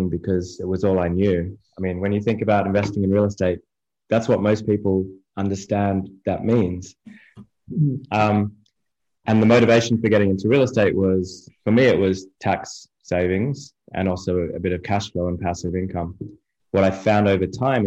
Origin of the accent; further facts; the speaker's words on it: Australia; moved away as an adult; now in United States; I'm from Australia originally, been in the US just over three and a half years now